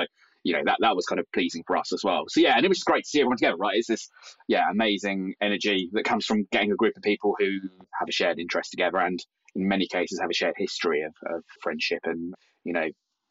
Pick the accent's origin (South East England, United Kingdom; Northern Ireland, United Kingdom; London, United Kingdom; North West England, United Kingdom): South East England, United Kingdom; Brighton; in Brighton, which is sort of my hometown.